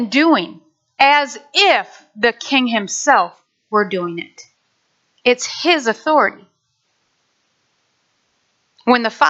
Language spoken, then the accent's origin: English; Nashville, Michigan, United States; moved away; I grew up in Nashville, Michigan.